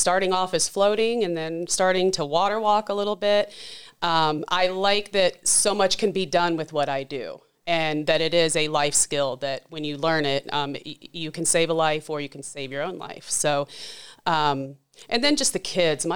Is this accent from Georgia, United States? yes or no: no; Charleston, West Virginia, United States; moved away; I grew up in West Virginia in the Charleston area